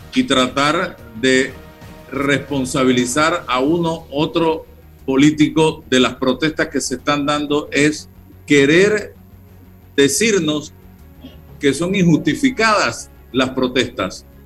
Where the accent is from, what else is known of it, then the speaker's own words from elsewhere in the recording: Chitré, Herrera, Panama; yo nací en Chitré